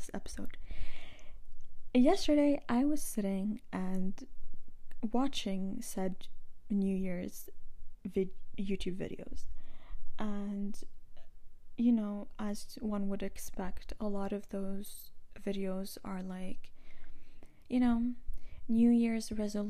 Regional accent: Lebanon; moved away; I'm from Lebanon

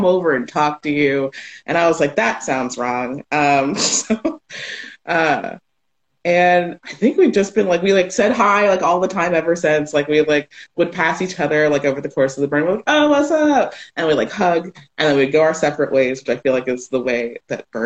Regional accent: Sarasota, Florida, United States; also born or lived in Miami; So I'm a Florida native. First, I was born in Miami, raised in Sarasota.

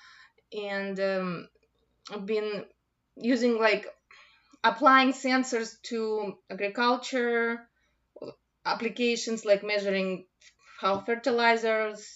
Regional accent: Russia; also born or lived in Moscow; now in United States; I'm originally from Russia

